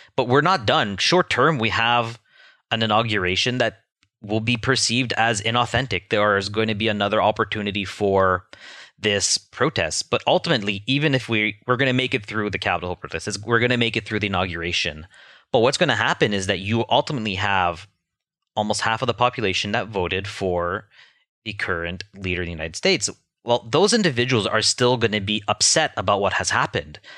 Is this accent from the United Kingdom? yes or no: no; Canada; as a Canadian